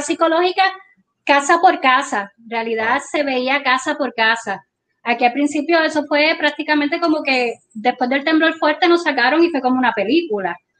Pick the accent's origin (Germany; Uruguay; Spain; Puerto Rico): Puerto Rico; Guánica; somos de Guánica, que vivimos aquí